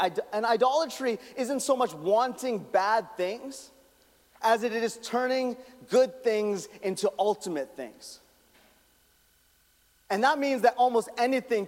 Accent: Calgary, Alberta, Canada; I'm from Calgary

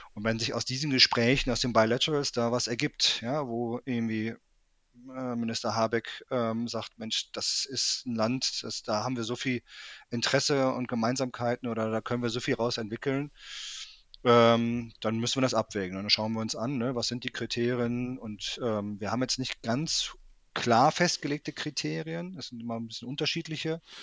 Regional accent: Münster, North Rhine-Westphalia, Germany; moved away as an adult; also born or lived in Weimar; nachdem ich äh, Abitur in Westfalen gemacht habe, äh, im schönen Münster, bin ich zum Studieren nach Weimar gegangen, ähm, kurz nach der Wende

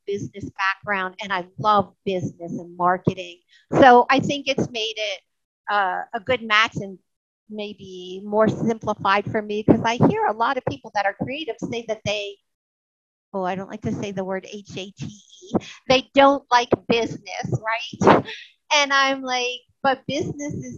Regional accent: United States; also born or lived in New Orleans area; now in Mississippi, United States; I grew up in the New York area and then we moved to Mississippi

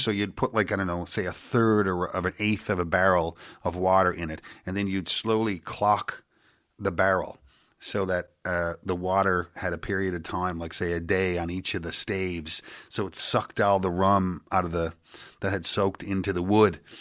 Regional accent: Petty Harbour, Newfoundland and Labrador, Canada; I'm from Petty Harbor, Newfoundland

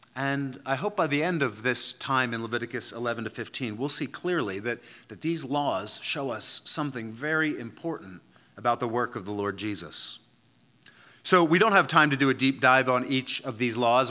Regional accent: outside of Philadelphia, Pennsylvania, United States; the local municipality where I grew up outside of Philadelphia

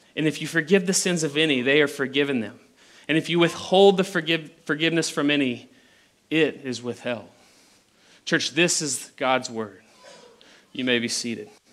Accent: Abilene, Texas, United States; I'm from the Abilene area. This is where I was born. This is where I was raised

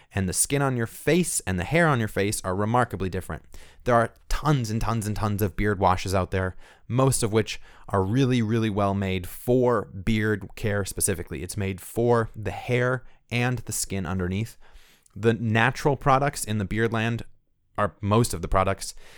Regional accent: Midwest, United States; growing up in the Midwest

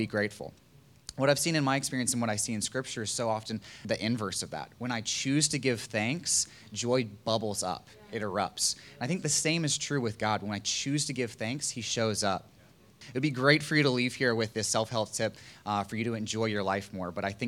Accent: Virginia Beach, Virginia, United States; moved away; I'm from Virginia Beach

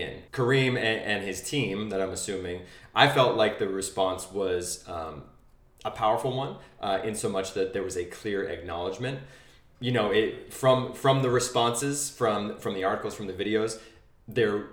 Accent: New Hampshire, United States; moved away; I go back to my hometown in New Hampshire

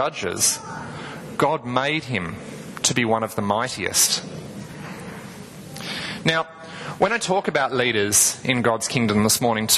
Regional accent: Tasmania, Australia; I'm from Tasmania

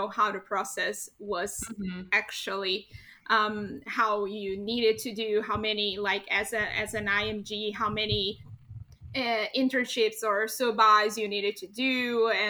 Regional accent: Brazil; moved away as an adult; also born or lived in Niterói, Brazil / Rio de Janeiro, Brazil; I am originally from Brazil

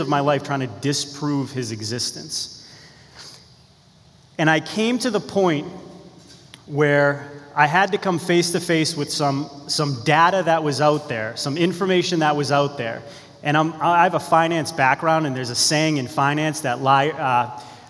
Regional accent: Beverly, Massachusetts, United States; also born or lived in Danvers, Massachusetts; I was born in Beverly, Massachusetts. I'm from Beverly and Danvers, which is about an hour from here

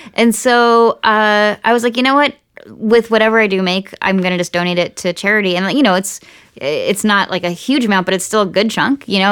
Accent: Nazareth, Pennsylvania, United States; now in Los Angeles, United States; my hometown of Nazareth, Pennsylvania

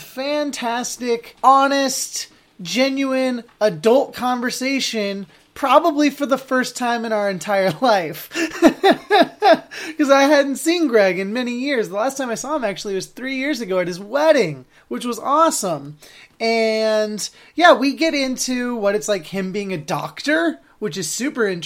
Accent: Keizer, Oregon, United States; born or raised there

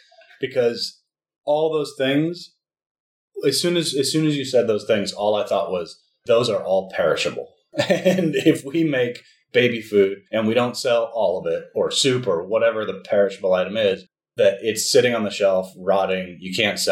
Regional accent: United States; now in Italy; So we're both from the United States. We both have U.S. passports, and we were living in Italy because of your job.

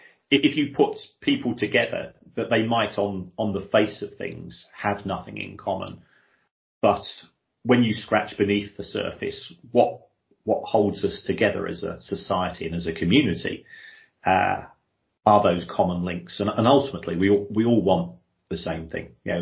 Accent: London, United Kingdom; We're both from we're from Irish migrant families, to effectively, and we both grew up in South London.

